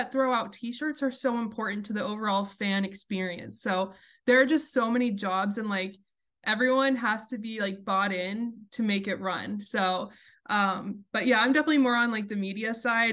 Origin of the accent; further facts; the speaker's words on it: Wichita, Kansas, United States; also born or lived in New York; where I grew up in Wichita, Kansas